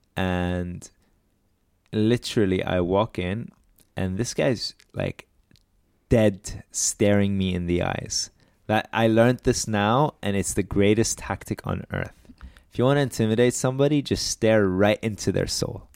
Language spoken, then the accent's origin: English; Lebanon; I'm Lebanese.